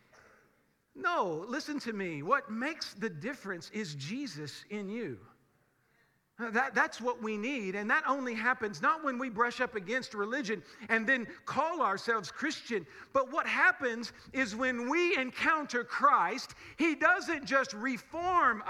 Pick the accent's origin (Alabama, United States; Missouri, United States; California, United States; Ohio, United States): Missouri, United States; Springfield; We grew up in Springfield, which is supposedly filled with churches. We live in a very, very Bible Belt kind of part of the country